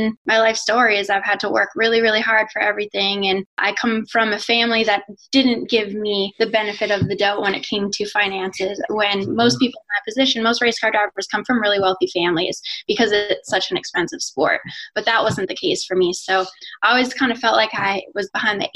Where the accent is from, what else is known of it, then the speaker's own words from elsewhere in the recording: Winnipeg, Manitoba, Canada; now in North Carolina, United States; I'm Canadian. I grew up in Winnipeg. I'm actually here now.